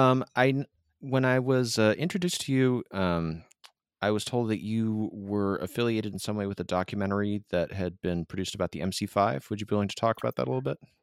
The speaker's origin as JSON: {"language": "English", "region": "Michigan", "country": "United States", "moved": "yes", "lives_now": "San Diego, United States", "said": "I am from Michigan, and so I feel a slight bit of hometown pride"}